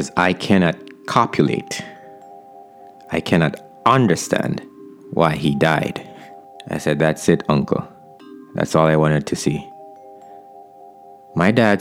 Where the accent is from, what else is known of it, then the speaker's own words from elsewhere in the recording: Jamaica; my town right now, my hometown